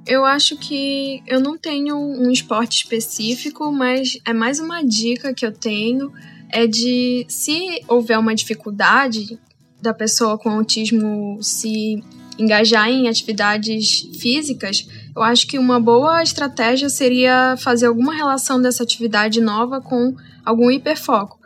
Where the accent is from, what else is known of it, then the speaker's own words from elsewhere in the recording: Amazon, Brazil; eu nasci e cresci na Amazônia